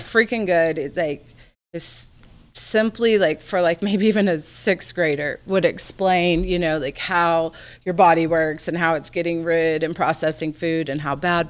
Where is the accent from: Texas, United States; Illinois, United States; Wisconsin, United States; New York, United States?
Texas, United States; moved away; I'm from the South, so I feel like I'm pretty much typical Texas Southern girl